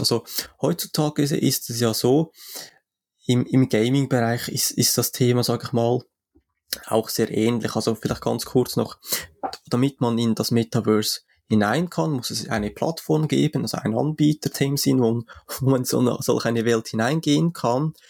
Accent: Switzerland; für mich als Schweizer

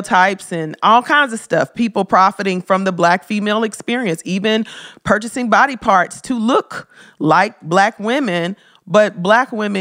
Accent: Memphis, Tennessee, United States; I love Memphis. That's my hometown.

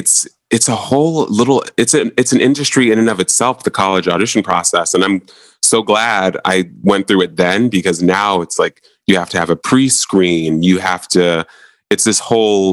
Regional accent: Montclair, New Jersey, United States; I'm from Montclair, New Jersey. And so at Montclair High

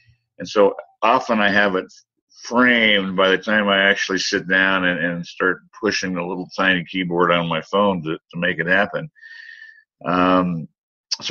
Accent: United States; my home country, the United States

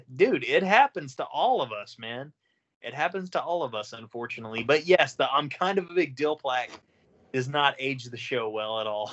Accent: Oklahoma, United States; I'm a cracker from Oklahoma

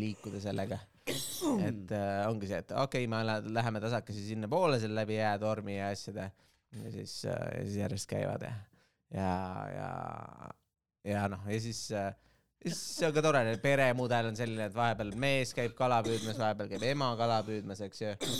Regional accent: Estonia; me oleme eestlased

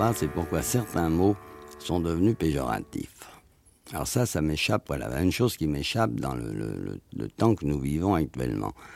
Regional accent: France; je suis un Français moyen.

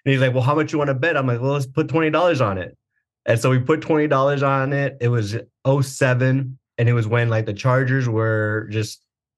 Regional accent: Oceanside, California, United States; also born or lived in San Diego / Orange County; I was born in San Diego. I was raised in Oceanside, and I was in Oceanside till about 13 years old.

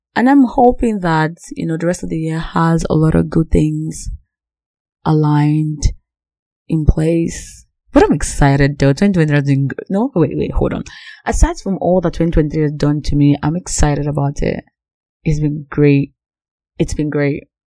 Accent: Nigeria; Growing up as Nigerian

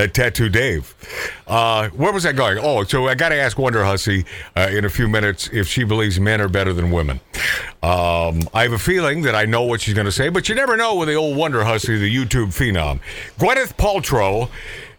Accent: Portland, Oregon, United States; my home state of Portland, Oregon

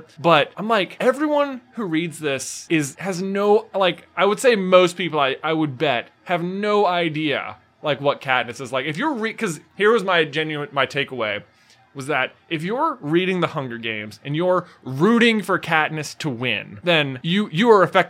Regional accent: Appalachian Mountains, United States; we grew up in the Appalachian Mountains.

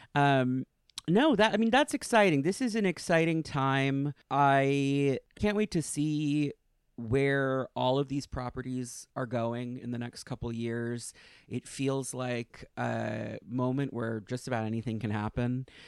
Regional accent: New York, United States; I'm from New York, and I, I lived in the city for ten years.

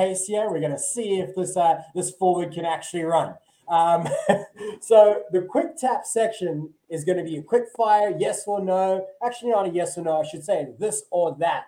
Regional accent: South Africa; as a South African

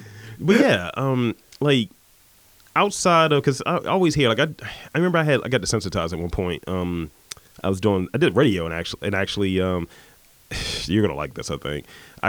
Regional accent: Baltimore, Maryland, United States; I'm from West Baltimore.

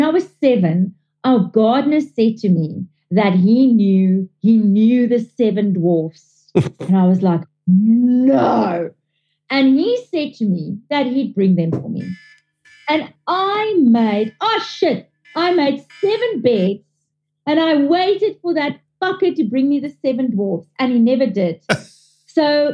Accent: South Africa; I'm South African born, but my father is fully Italian

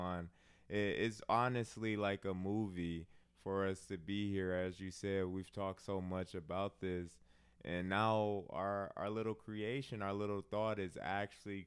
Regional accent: Milwaukee, Wisconsin, United States; Born and raised in Milwaukee, Wisconsin

